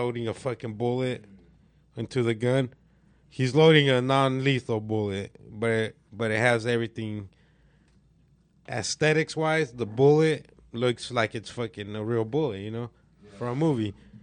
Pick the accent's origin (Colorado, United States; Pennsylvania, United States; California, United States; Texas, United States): California, United States; Temecula; we grew up in Old Town Temecula